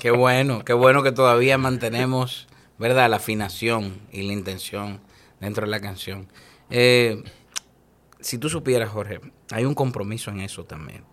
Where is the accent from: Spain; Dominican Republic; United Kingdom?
Dominican Republic; tenemos nosotros el orgullo de como dominicanos decirlo al mundo